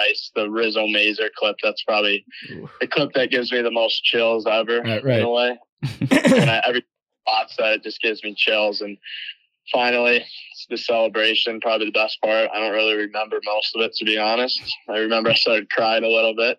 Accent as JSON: {"language": "English", "region": "Michigan", "country": "United States", "moved": "yes", "said": "I'm from Michigan"}